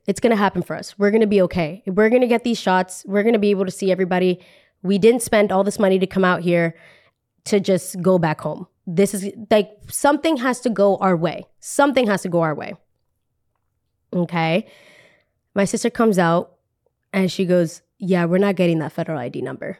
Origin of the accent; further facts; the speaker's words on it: Colombia; also born or lived in New Jersey; we are from Colombia